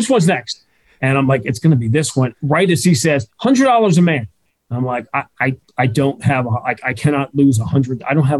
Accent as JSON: {"language": "English", "region": "New York", "country": "United States", "tie": "born or raised there", "moved": "yes", "said": "I grew up in New York."}